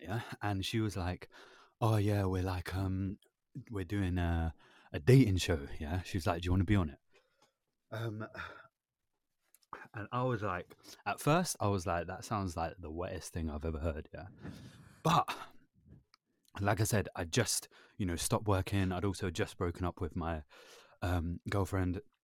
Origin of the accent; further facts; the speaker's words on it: London, United Kingdom; I was born in London